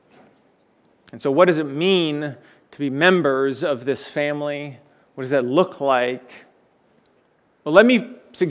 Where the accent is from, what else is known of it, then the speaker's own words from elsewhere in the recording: South Florida, United States; moved away; the home I grew up in South Florida